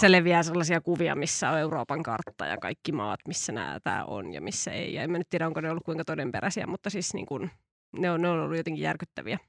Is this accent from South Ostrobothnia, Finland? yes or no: yes; Ilmajoki, South Ostrobothnia, Finland; minä itse ihmisenä olen Etelä-Pohjanmaalta